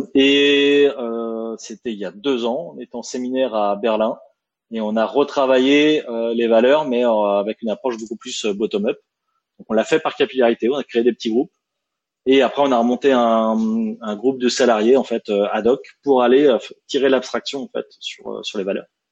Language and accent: French; France; accent: French; quand on est en France avec notre French accent